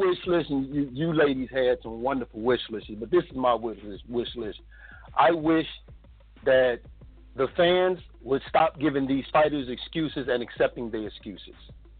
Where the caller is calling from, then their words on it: Chicago, Illinois, United States; I'm calling from Chicago. … from Truth and Facts Boxing.